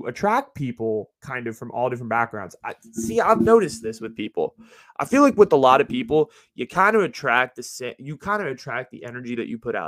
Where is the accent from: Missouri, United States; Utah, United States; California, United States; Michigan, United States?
California, United States; South Bay, Silicon Valley; growing up in the Valley here in the Silicon Valley, in the Bay Area, in this part of the Bay, in the South Bay